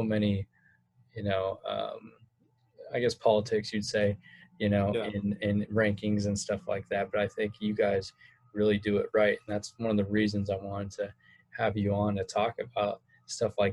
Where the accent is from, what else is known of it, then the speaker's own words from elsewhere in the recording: California, United States; I'm from California